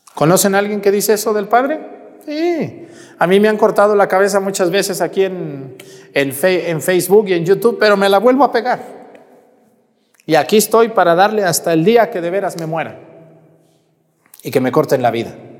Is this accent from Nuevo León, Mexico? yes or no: no; Jalisco, Mexico; moved away; allá en mi tierra de donde yo soy